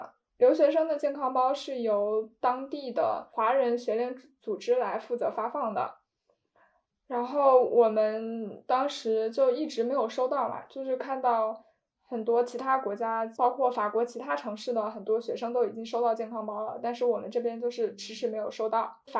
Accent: Hubei, China; moved away; 我当时就是身为一个湖北人

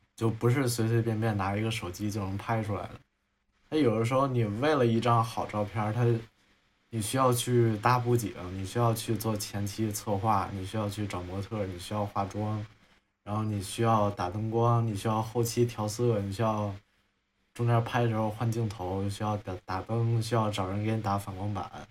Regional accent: Hunan, China; now in Beijing, China; 因为我是湖南人，然后我就说藤原臭豆腐也不行，然后我就想，那我住在北京

